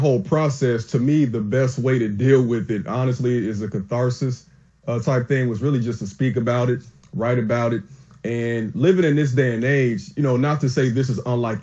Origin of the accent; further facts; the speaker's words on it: Chicago, Illinois, United States; I'm from Chicago, from the south side, but I'm a high school teacher now in the suburbs.